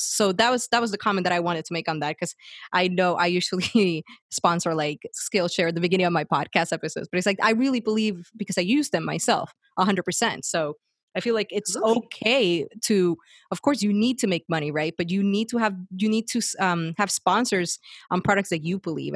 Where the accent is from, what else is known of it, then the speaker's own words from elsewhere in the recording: Puerto Rico; moved away; I grew up in Puerto Rico and I left the island